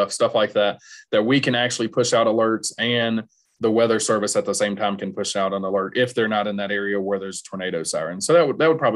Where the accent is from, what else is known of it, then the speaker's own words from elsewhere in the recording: the South, United States; moved away as an adult; also born or lived in Iowa; now in Nebraska, United States; I'm not from here. I'm from the South. I'm not from the Midwest area.